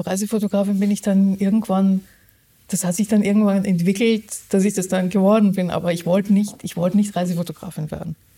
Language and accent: German; Austria; now in Germany; ich bin ja Österreicherin